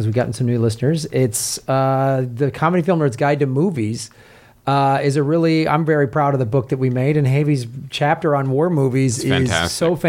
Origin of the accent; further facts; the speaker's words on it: Chicago, Illinois, United States; growing up in Chicago